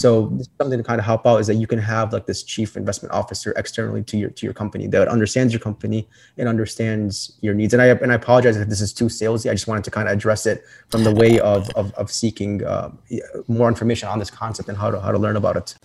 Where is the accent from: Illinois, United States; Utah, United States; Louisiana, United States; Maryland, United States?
Illinois, United States; Chicago; I'm from Chicago, Illinois.